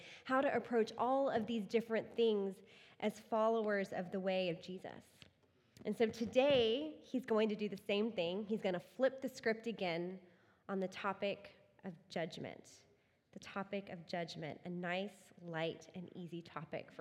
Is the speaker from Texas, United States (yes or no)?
yes; Texas, United States; moved away; I grew up in Texas